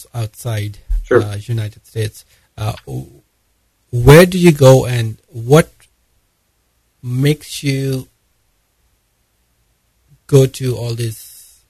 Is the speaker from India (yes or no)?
yes; India; moved away; I'm basically from India